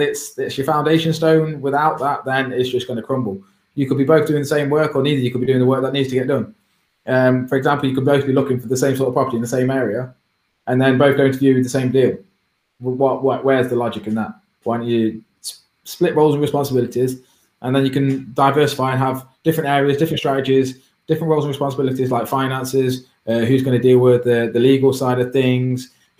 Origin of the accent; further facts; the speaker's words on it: Derby, East Midlands, United Kingdom; I'm only from Derby, I'm a small lad.